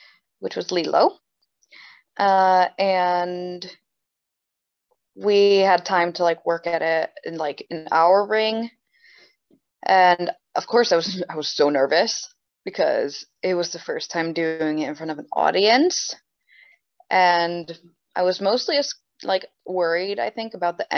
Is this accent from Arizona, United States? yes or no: no; New Jersey, United States; moved away; also born or lived in Sweden; I'm born and raised in New Jersey